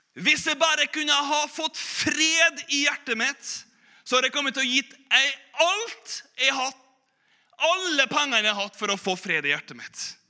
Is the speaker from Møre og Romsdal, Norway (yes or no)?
yes; Korvåg, Møre og Romsdal, Norway; moved away; also born or lived in Bergen; på Korvåg, da, der jeg vokste opp